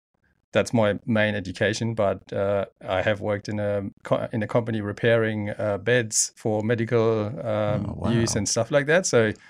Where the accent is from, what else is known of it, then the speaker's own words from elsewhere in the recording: Germany; now in Geraldton, Australia; Well, I immigrated in 2012 from Germany and loved it. Came straight to Geraldton.